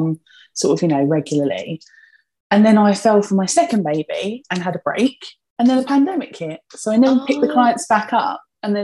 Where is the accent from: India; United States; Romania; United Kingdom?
United Kingdom; Essex, East of England; if my accent doesn't give me away, I'm from Essex. Born and bred. I've always lived in Essex actually, like my entire life